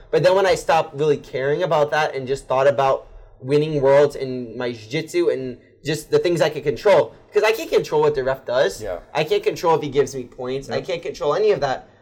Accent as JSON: {"language": "English", "country": "United States", "said": "I'm American"}